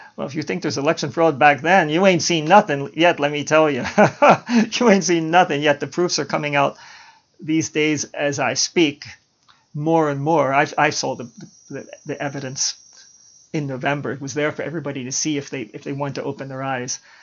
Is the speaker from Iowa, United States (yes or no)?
no; Baltimore, Maryland, United States; When I was growing up in Baltimore